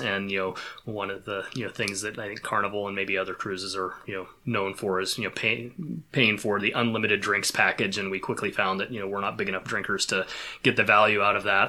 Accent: Pacific Northwest, United States; growing up in the Pacific Northwest the way that I have

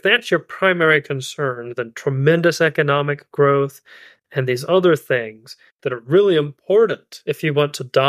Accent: Eastern Kentucky, United States; I'm from Eastern Kentucky. I live in Eastern Kentucky

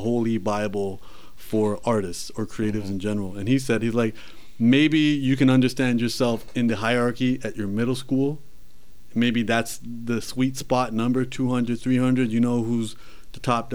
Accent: Canada

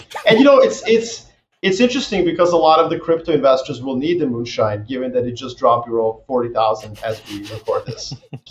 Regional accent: Serbia; moved away; Obviously, I'm from Serbia, so I was just assigned, by default to cover these things.

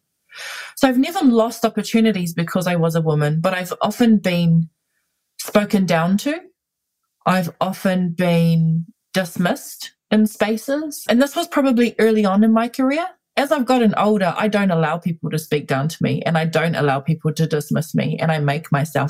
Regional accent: Auckland, New Zealand; I was born and raised here in Ihu Matau. It's my home. I currently live here

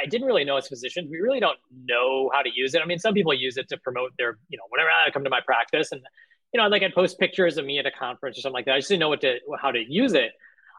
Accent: Chicago, Illinois, United States; moved away as an adult; also born or lived in Philadelphia / Bay Area; now in San Francisco Bay Area, United States; So you know, I'm originally from Chicago, so disclaimer, I grew up a Bulls fan. You know, so grew up in Chicago

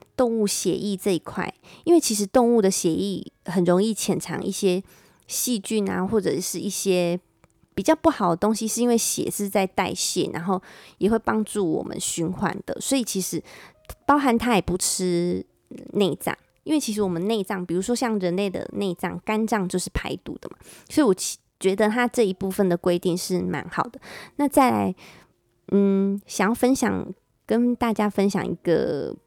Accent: Taiwan; 翻成我们台湾人比较可以了解

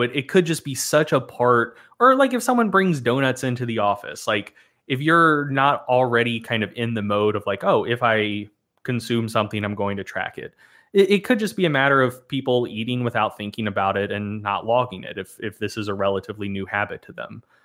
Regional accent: the South, United States; I was born and raised in the South

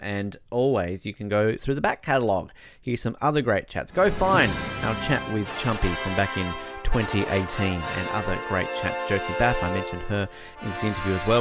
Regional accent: Australia; as an Australian

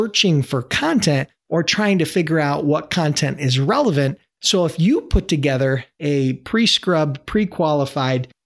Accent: Buffalo, New York, United States; my hometown, Buffalo, New York

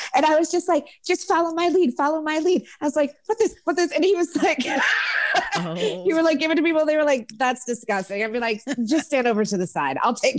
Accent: New York, United States; Luckily, I came from New York, so I knew my stuff.

